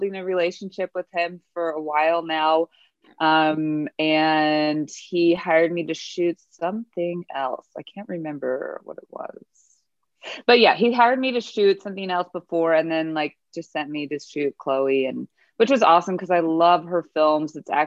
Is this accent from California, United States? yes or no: yes; Moreno Valley, California, United States; moved away as an adult; now in Los Angeles, United States; I grew up in Moreno Valley, which is in the desert. It's in the Inland Empire